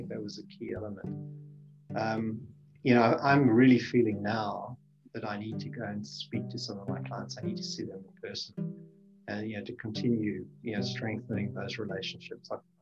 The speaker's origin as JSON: {"language": "English", "town": "Johannesburg", "region": "Gauteng", "country": "South Africa", "tie": "born or raised there", "also_born_or_lived": "Namibia / Cape Town", "moved": "yes", "said": "I grew up in Southern Africa. I started my schooling in Namibia. It was called Southwest Africa at that time. And then my father was a exploration geologist for Rio Tinto"}